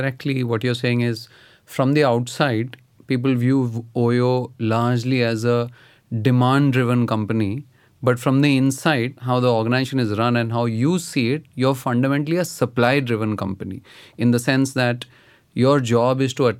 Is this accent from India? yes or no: yes; Delhi, India; I grew up in Delhi